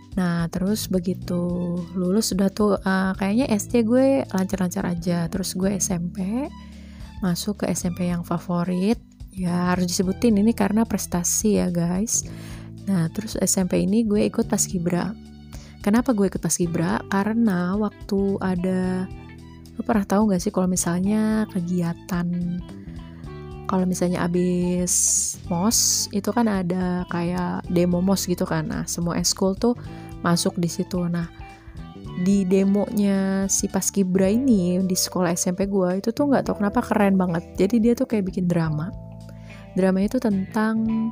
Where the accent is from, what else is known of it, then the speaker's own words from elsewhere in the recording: Bogor, West Java, Indonesia; also born or lived in Jakarta; gua lahir di Jakarta, besarnya di Bogor, dan punya keturunan dari ibu dan ayah yang orang Jawa